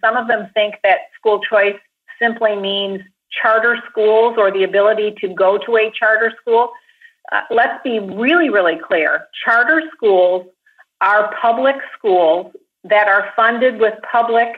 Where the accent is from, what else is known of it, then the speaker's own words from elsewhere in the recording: Grand Rapids, Michigan, United States; a small urban Christian school in my hometown of Grand Rapids